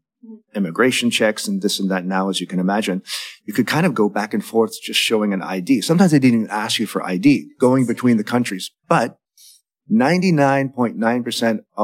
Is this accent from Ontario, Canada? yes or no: yes; Windsor, Ontario, Canada; moved away as an adult; now in Berlin, Germany; When I was growing up in Windsor, Ontario, Canada